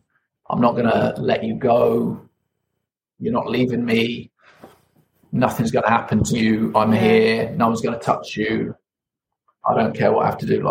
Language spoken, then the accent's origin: English; United Kingdom; I'm British